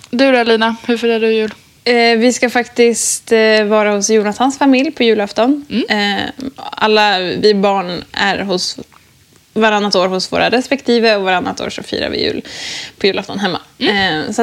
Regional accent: Stockholm, Stockholm County, Sweden; jag ska fira jul eh, hemma i Stockholm med mamma och pappa.

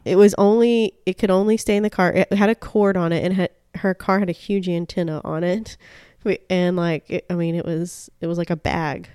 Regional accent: Deep South, United States; also born or lived in Florida / Georgia; I'm from Florida and Georgia.

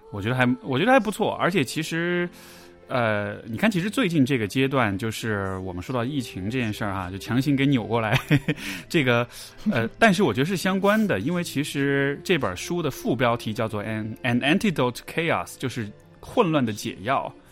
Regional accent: Chengdu, Sichuan, China; moved away; also born or lived in Canada; 因为我是成都人，所以这其实是我自己家乡

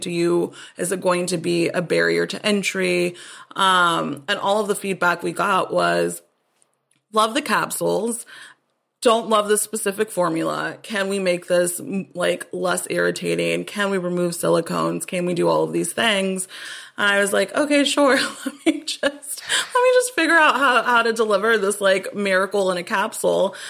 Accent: Austin, Texas, United States; I'm from Austin originally

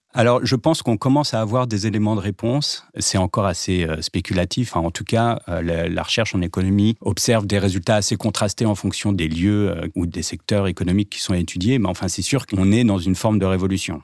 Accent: Nanterre, Île-de-France, France; j'ai grandi à Nanterre-Préfecture

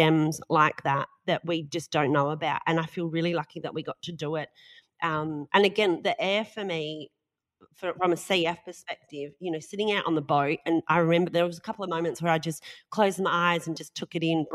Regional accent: Australia; We're so Australian.

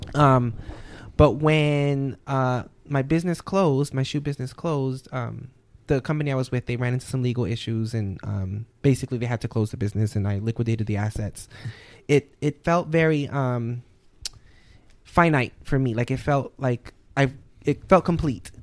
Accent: New Orleans, Louisiana, United States; moved away; I'm born and raised in New Orleans, Louisiana

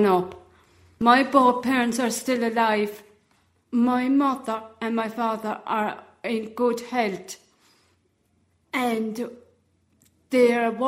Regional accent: Charleville, Munster, Ireland; I'm from Tremina, Charleville, County Cork.

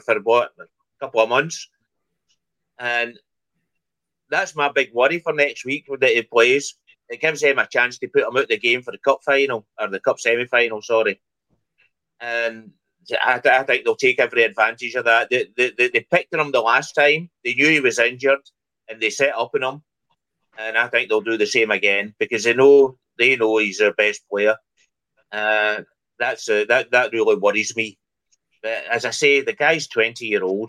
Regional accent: Scotland, United Kingdom; moved away; I'm away from Scotland for for a long, long time

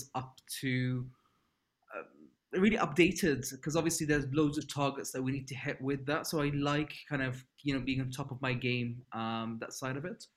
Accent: Libya; moved away as an adult; growing up in Libya, where I'm from

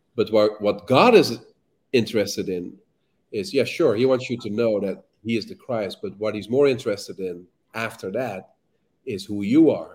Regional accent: Amsterdam, North Holland, Netherlands; moved away; I'm from Amsterdam. I'm from the Netherlands

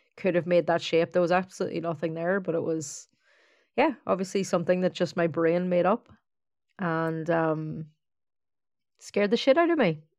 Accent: County Donegal, Ireland; now in Dublin, Ireland; I grew up in, in a small town in Donegal

